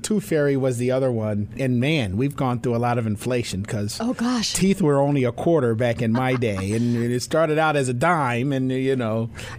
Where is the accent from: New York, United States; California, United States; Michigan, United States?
New York, United States; New York City; I grew up in New York City.